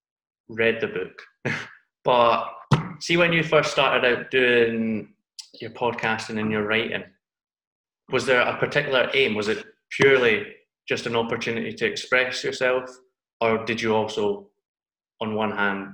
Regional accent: Dundee, Scotland, United Kingdom; now in Glasgow, United Kingdom; I'm from Glasgow, but I'm originally from Dundee, which is like up north, right up at the top of Scotland.

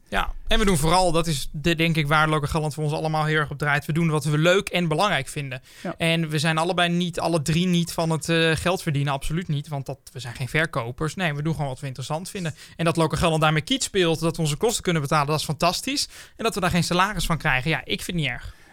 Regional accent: Brummen, Gelderland, Netherlands; Ik kom zelf ook uit Brummen

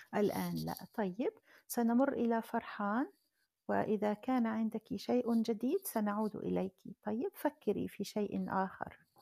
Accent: Algeria; أنا من الجزائر

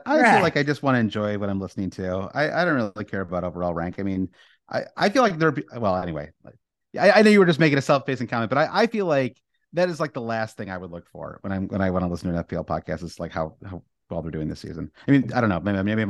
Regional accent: United States

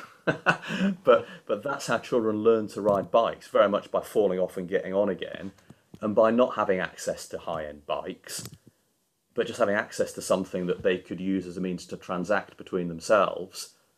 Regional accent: Yorkshire and the Humber, United Kingdom; moved away as an adult; now in London, United Kingdom; being a Yorkshireman

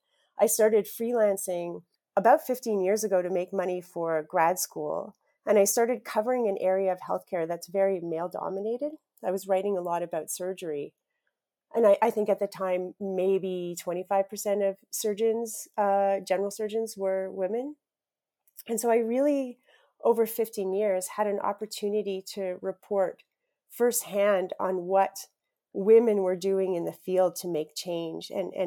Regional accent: Saskatchewan, Canada; I grew up in Saskatchewan, and I grew up in a house where journalism was incredibly revered.

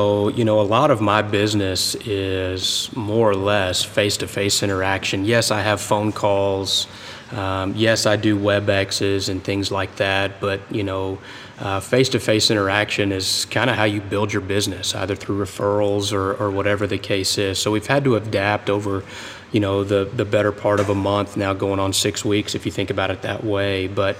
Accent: Berlin, Germany; born there; also born or lived in Panama; You know, both my parents served in the U.S. Army. I was born in Berlin, Germany. You know, lived in Panama, lived in just about every military base east of the Mississippi River.

